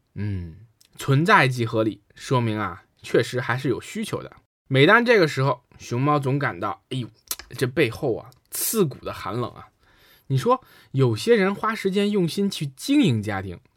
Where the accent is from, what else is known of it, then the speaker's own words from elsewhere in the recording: China; 我们中国人